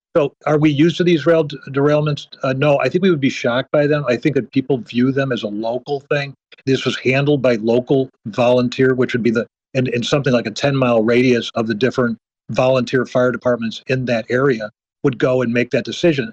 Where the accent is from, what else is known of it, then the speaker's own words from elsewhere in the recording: Midwest, United States; I'm, I'm a Midwesterner